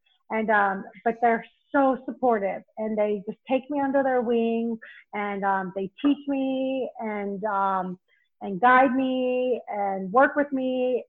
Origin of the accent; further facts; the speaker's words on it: Knoxville, Tennessee, United States; also born or lived in Cleveland, Ohio / Boise, Idaho; So I was born in Cleveland, Ohio, but I was only there until about 4 years old. Then I moved to Boise, Idaho, but I was only there for a couple of years. Then I moved to Knoxville, Tennessee, and I was there until high school.